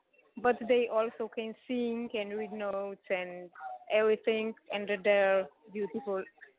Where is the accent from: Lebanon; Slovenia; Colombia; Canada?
Slovenia; We are from Slovenia.